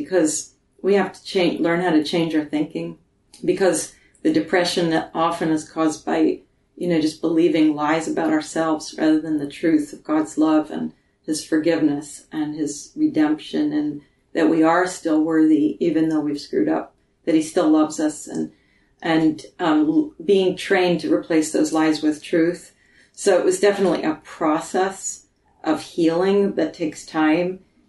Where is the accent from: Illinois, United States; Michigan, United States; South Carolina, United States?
Michigan, United States; Originally I was recording in my hometown in Michigan